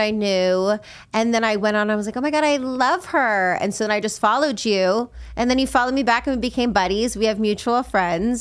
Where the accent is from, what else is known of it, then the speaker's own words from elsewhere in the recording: Las Vegas, Nevada, United States; moved away; I grew up in Vegas, and, um, I grew up in a rough neighborhood